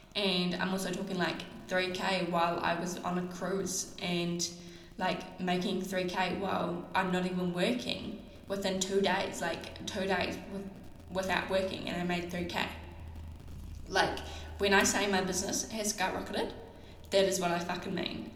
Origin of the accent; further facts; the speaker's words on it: New Zealand; I'm a Kiwi.